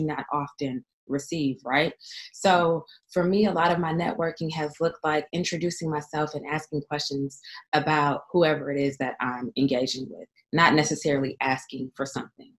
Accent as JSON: {"language": "English", "town": "San Francisco", "region": "California", "country": "United States", "tie": "born or raised there", "also_born_or_lived": "Oakland / Richmond", "said": "I grew up in San Francisco and lived in parts of Oakland and Richmond and other outlying cities here in the Bay Area"}